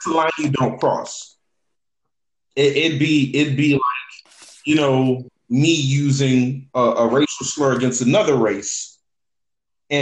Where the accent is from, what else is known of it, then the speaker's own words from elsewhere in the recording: New Orleans, Louisiana, United States; growing up in a city and growing up in New Orleans